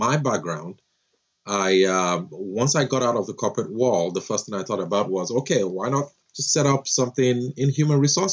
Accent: Nigeria; moved away as an adult; now in Florida, United States; I'm a Nigerian, grew up there, did my undergrad there, had my first job, I remember there, and then had the opportunity to come to the States to further my education

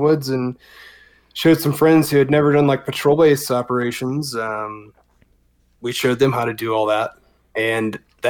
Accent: South Georgia, United States; moved away as an adult; now in Colorado, United States; I was raised in South Georgia, you know, spent my adolescent years there

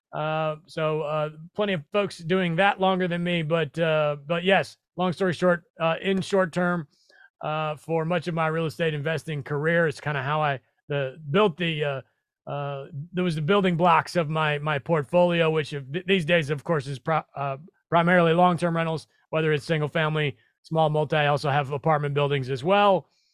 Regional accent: Nebraska, United States; also born or lived in New York City; now in Tennessee, United States; I moved to Tennessee from New York City, uh, by way of originally, uh, the Midwest, Nebraska, go Big Red

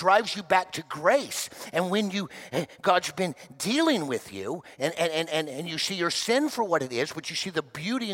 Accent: Miami, Florida, United States; When I was growing up in Miami, Florida

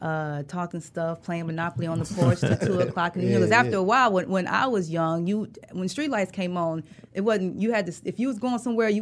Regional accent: Detroit, Michigan, United States; moved away; also born or lived in Los Angeles; West side. Joy Road, Evergreen.

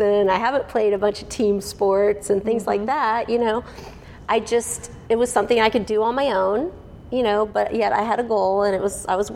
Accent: Houston, Texas, United States; now in Frisco, United States; I grew up in Houston

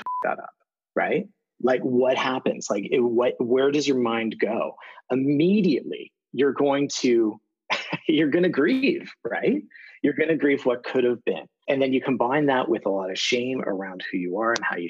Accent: Toronto, Ontario, Canada; TED Toronto, like 1,200 people in my hometown

